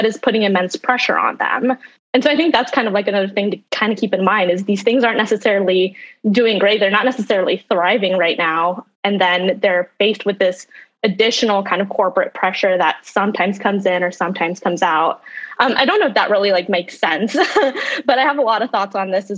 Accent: Idaho, United States; moved away as an adult; now in Washington, D.C., United States; I'm from Idaho

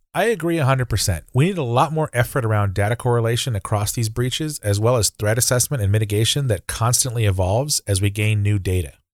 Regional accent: Texas, United States; as a Texan

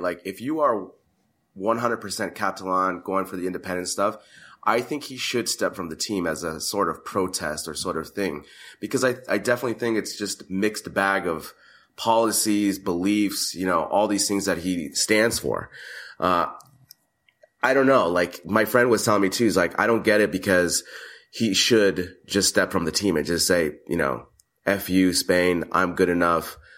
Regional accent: United States; first I'm a American.

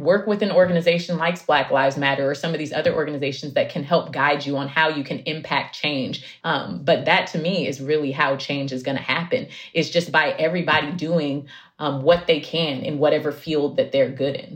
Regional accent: Oakland, California, United States; also born or lived in Central Valley; I grew up in Oakland

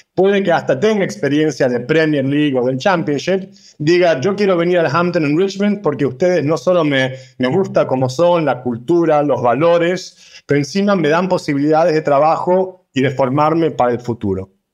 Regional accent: Argentina; moved away as an adult; now in London, United Kingdom; nos criamos en Argentina, de padres eh, de Cerdeña, de Italia, hace unos 20 años casi que estamos en Londres

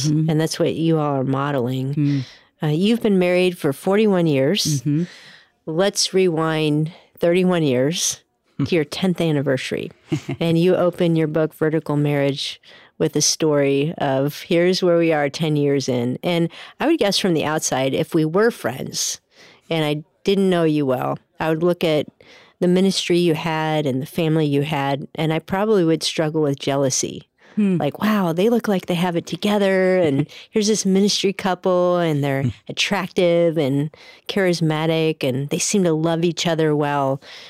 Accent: Cleveland, Ohio, United States; I grew up in Cleveland

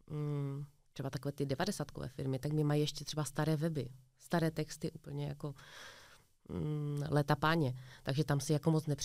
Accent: Ostrava, Moravian-Silesian Region, Czechia; My jsme z Ostravy

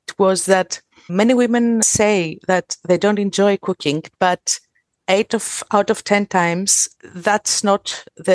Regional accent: Thessaloniki, Central Macedonia, Greece; I'm from Greece. I'm from Thessaloniki.

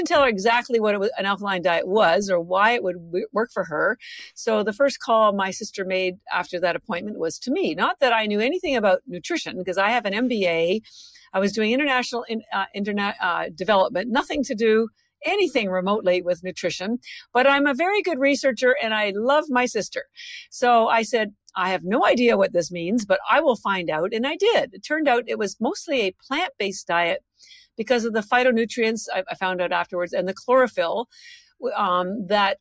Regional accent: Canada; moved away as an adult; now in Boston, United States; I'm actually Canadian. I've lived in Boston for over 30 years, but I mentioned the Canada part because my family's all still in Canada

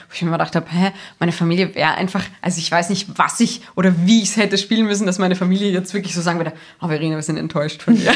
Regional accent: Salzburg, Austria; gerade als Salzburgerin

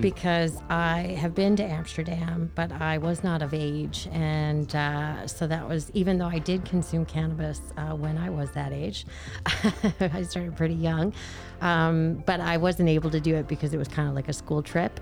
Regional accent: Newfoundland and Labrador, Canada; now in Edmonton, Canada; I grew up in Newfoundland

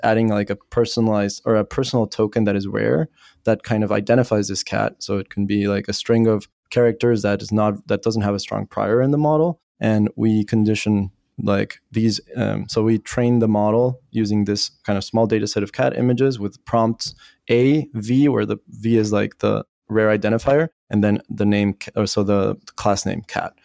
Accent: Bolivia; moved away as an adult; also born or lived in France / Paris / United States; I was born in Bolivia, When I was eighteen, I left for France

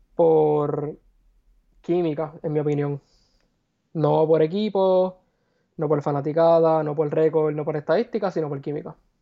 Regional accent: Puerto Rico; moved away; regresar a mi país

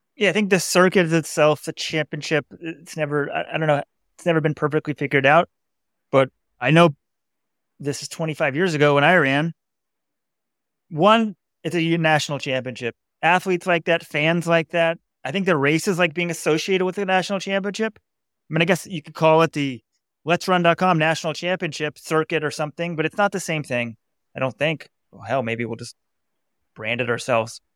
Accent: Dallas, Texas, United States; moved away as an adult; now in Fort Worth, United States; I grew up in Dallas

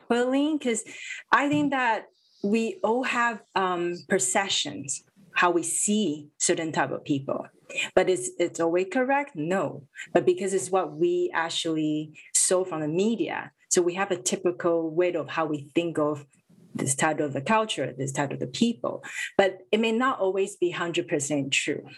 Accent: Vancouver, British Columbia, Canada; growing up in vancouver

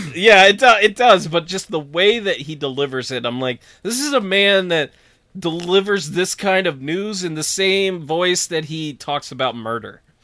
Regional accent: near Big Moose Lake, New York, United States; born or raised there

